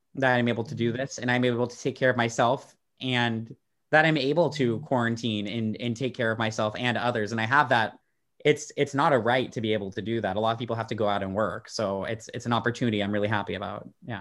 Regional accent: Dallas, Texas, United States; moved away as an adult; also born or lived in Austin, Texas; now in Amsterdam, Netherlands; I grew up in Texas

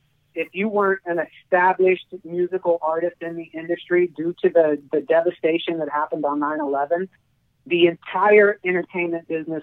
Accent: Kansas City, Missouri, United States; I'm originally from Kansas City, Missouri.

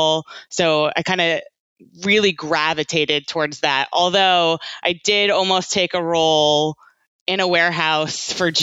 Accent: Virginia, United States; moved away as an adult; also born or lived in Georgia; now in London, United Kingdom; I grew up in Virginia

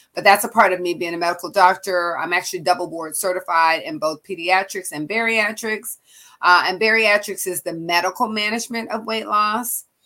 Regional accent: Seattle, Washington, United States; moved away as an adult; also born or lived in California; my family moved from Washington D.C. when I was six. I grew up in Seattle, Washington

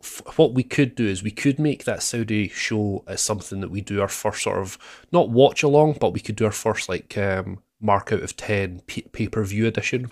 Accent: Scotland, United Kingdom; I'm the Scottish sweetheart

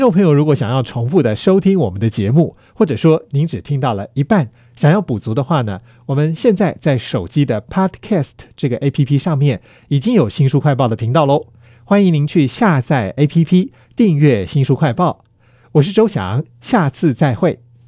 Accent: Taiwan; 我们台湾人

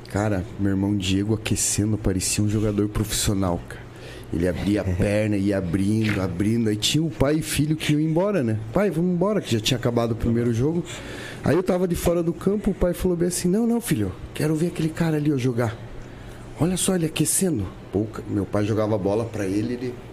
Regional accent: Paranaguá, Paraná, Brazil; born there; now in São Caetano do Sul, Brazil; nasci em Paranaguá, minha família daqui.

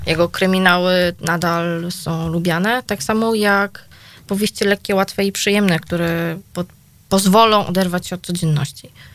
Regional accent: Gliwice, Silesian Voivodeship, Poland; u nas w Gliwicach

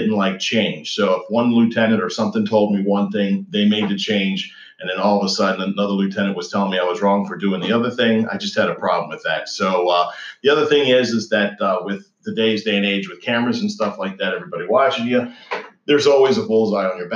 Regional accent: Maryland, United States; Was born and raised in Maryland.

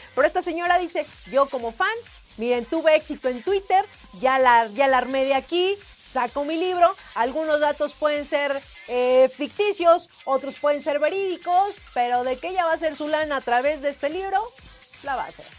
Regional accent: Mexico; como buen mexicano

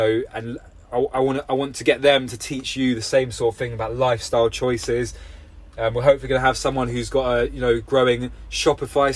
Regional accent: London, United Kingdom; now in Somerset, United Kingdom; I'm from London originally

